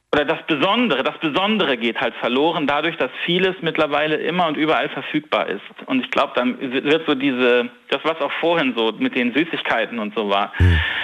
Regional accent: Northern Germany, Germany; ich bin Norddeutscher

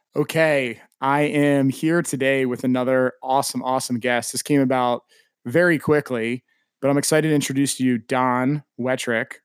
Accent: East Coast, United States; moved away as an adult; now in Austin, United States; I was born and raised on the East Coast, but have lived in Austin now for nine years

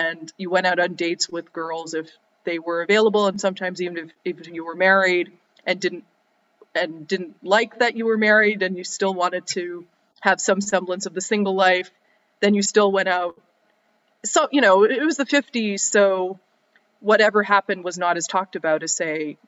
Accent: Ottawa, Ontario, Canada; now in New York City, United States; I grew up and I was born and raised in Ottawa

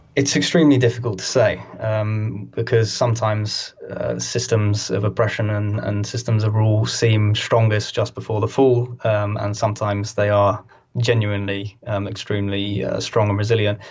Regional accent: United Kingdom; We're a very very kind of sad, angry country

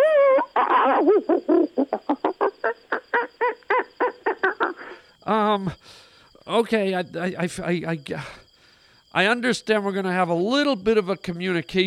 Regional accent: Canada; I'm Canadian

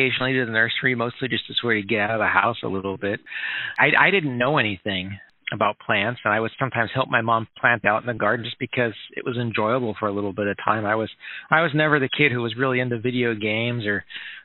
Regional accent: Minnesota, United States; moved away as an adult; also born or lived in Oklahoma City, Oklahoma / Evansville, Indiana / Ohio; now in Lincoln, United States; my family moved up to Minnesota, and I was there through high school

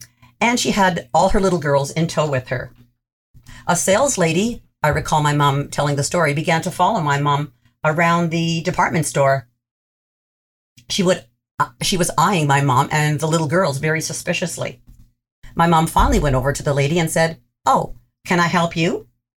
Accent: Six Nations Reserve, near Brantford, Ontario, Canada; I grew up on the Six Nations Reserve, now known as the Six Nations of the Grand. This is located near Brantford, Ontario.

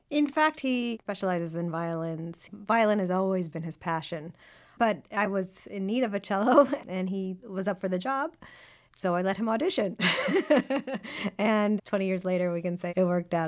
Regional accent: United States; we were raised in America

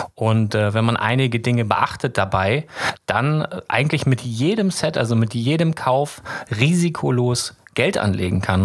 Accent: Lüneburg, Lower Saxony, Germany; ich komme aus Lüneburg

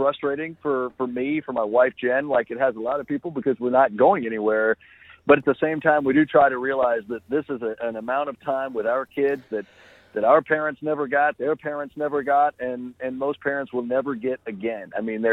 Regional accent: Oklahoma, United States; born or raised there

